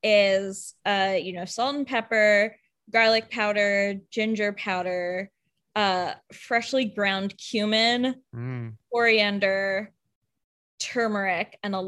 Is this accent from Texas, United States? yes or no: no; Kentucky, United States; Kentucky. So then the traditional Kentucky food of, biryani and fish curries. but I grew up eating so much like flavorful